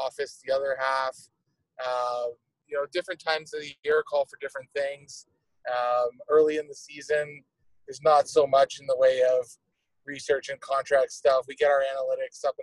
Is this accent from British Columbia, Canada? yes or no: no; Toronto, Ontario, Canada; moved away as an adult; also born or lived in Denver, Colorado; now in Columbus, United States; I grew up in Toronto